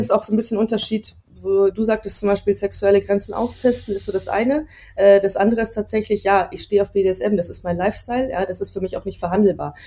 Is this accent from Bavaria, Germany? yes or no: yes; Munich, Bavaria, Germany; ich bin ja aus München